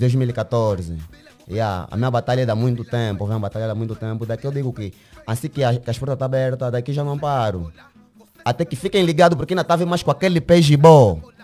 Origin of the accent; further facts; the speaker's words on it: Luanda, Luanda Province, Angola; sou do Kazenga. Nasci no bairro dos Kwanza. Uhum. Estou morando na Petrangol.